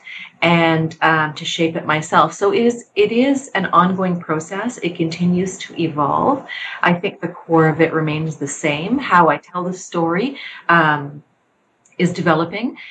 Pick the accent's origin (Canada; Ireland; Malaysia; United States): Canada; also born or lived in Egypt; I am a Canadian Egyptian Muslim myself